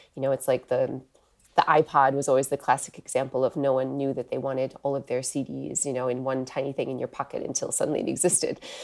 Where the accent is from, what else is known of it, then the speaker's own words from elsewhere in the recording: Wisconsin, United States; moved away as an adult; also born or lived in Europe; I'm actually from the U S originally. I grew up, uh, in the Midwest in Wisconsin